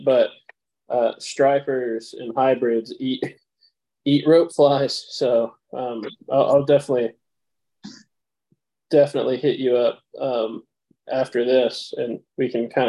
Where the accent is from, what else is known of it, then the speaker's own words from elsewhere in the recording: Tennessee, United States; now in Texas, United States; I'm originally from Tennessee, but Texas now.